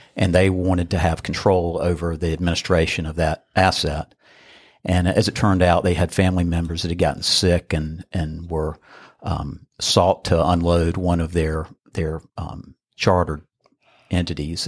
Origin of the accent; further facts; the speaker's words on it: Burlington, North Carolina, United States; I grew up in Burlington, which was, uh, thirty minutes away, right down the road